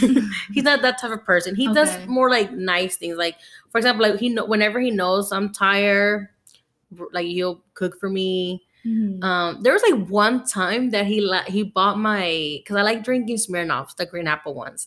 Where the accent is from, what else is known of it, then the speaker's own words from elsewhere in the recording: Veracruz, Mexico; now in United States; I was born in Veracruz